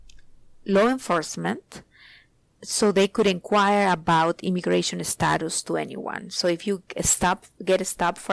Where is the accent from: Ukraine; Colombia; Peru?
Peru; moved away as an adult; now in Virginia, United States; I am originally from Peru